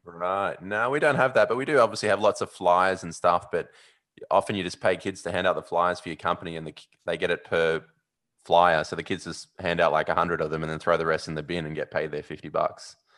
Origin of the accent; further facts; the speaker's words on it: Sydney, New South Wales, Australia; I'm from Sydney